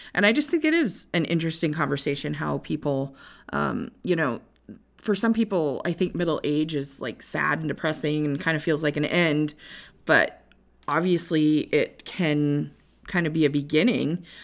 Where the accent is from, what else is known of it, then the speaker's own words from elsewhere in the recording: Northwest Iowa, United States; I was born and raised in Northwest Iowa.